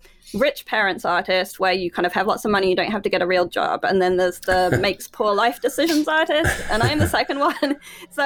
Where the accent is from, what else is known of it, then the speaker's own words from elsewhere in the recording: New Zealand; moved away; starting off in New Zealand